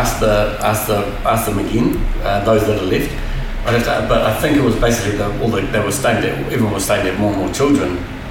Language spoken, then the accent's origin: English; Waimarama, Hawke's Bay, New Zealand; also born or lived in Wellington; But born in Wellington, but moved to Hawke's Bay and started school living. I grew up in Waimarama.